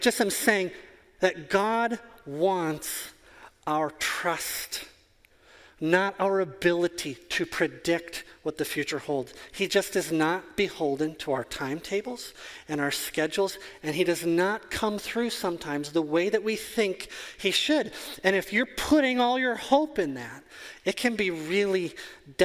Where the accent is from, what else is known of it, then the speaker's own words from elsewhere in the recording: Wisconsin, United States; I am from Wisconsin. It is 40 below here half of the year.